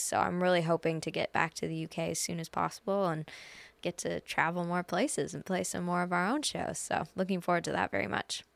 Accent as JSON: {"language": "English", "country": "Canada", "tie": "born or raised there", "said": "Edmonton, which is a five-hour drive from my hometown"}